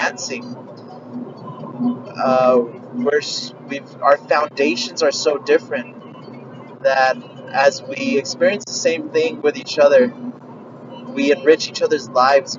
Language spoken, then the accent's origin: English; United States; We're Americans. No. We're all Americans